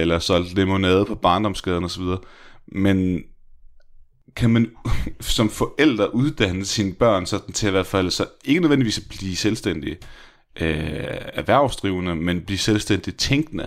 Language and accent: Danish; Denmark